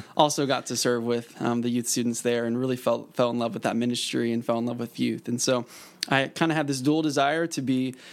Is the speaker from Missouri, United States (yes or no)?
yes; Springfield, Missouri, United States; I grew up in Springfield, Missouri